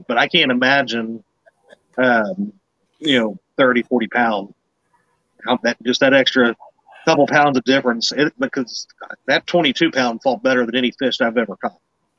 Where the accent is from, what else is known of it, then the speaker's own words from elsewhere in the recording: Kentucky, United States; Born and raised in Kentucky. Tri-state area, but I do not claim anything to do with Cincinnati.